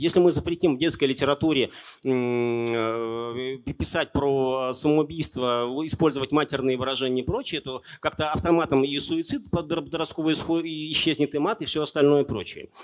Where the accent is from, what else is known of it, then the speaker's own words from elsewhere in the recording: Naberezhnye Chelny, Tatarstan, Russia; moved away as an adult; also born or lived in Kazan; я вырос на Набережных Челнах